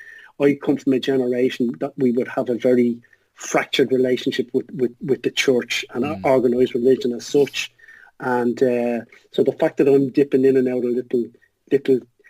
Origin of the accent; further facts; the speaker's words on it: Ireland; as an Irish thing